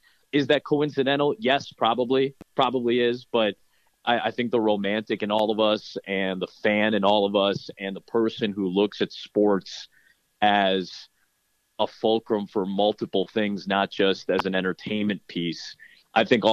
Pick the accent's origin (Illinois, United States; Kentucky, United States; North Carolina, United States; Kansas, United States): Illinois, United States; Chicago; I grew up in Chicago